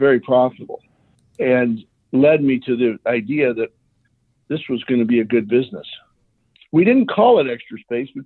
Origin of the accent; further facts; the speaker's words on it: Bay Area, Northern California, United States; also born or lived in New York; I grew up in New York and California. My teenage years were in Northern California in the Bay Area